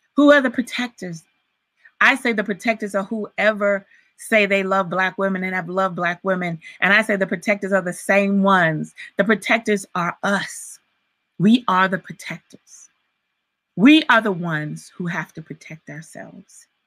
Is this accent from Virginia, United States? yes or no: yes; Virginia, United States; I grew up in Virginia, but all of my family's in Alabama